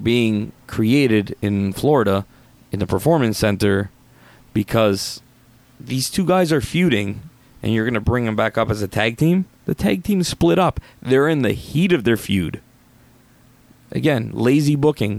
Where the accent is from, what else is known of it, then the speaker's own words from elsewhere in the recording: Canada; I'm not American. I'm Canadian